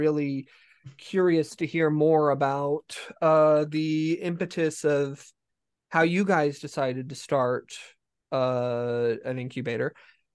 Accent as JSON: {"language": "English", "region": "Colorado", "country": "United States", "tie": "born or raised there", "moved": "yes", "said": "I actually grew up in Colorado"}